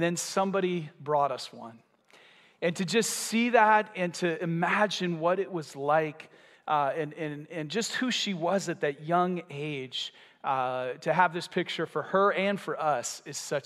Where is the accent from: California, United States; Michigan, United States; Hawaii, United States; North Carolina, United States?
Michigan, United States; now in Vero Beach, United States; we're from Michigan